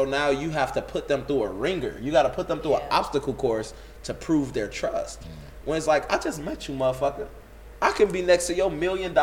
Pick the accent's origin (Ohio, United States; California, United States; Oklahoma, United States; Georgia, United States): California, United States; Inglewood; also born or lived in Riverdale; I'm from Inglewood, 69th and Elizabeth